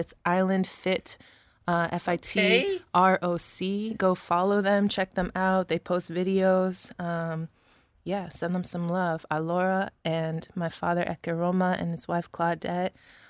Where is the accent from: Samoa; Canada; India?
Samoa; Alafua, Tuamasaga; also born or lived in Rochester; I had my Samoan family in Samoa. Shout out Fasito'o, Malie, and I grew up in Alafua, really. But had that family and then had our little family in Rochester